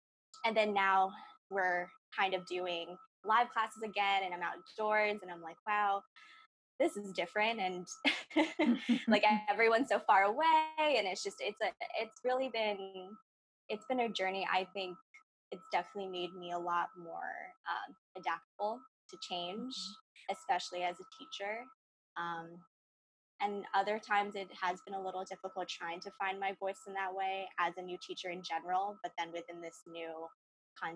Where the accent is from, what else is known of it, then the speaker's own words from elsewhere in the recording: Ossining, New York, United States; I'm from Austining, New York in Westchester County